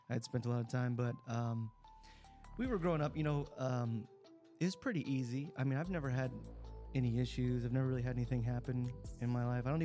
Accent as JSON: {"language": "English", "region": "Texas", "country": "United States", "tie": "born there", "said": "I, I grew up in a lot of different areas because we moved around a lot for the most part. But I was born in Texas"}